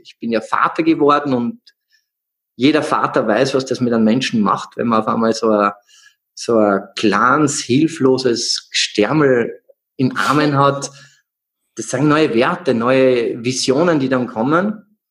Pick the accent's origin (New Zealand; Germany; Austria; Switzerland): Austria; Salzburg; aufgewachsen im Proletariat in einer Großstadtsiedlung in Salzburg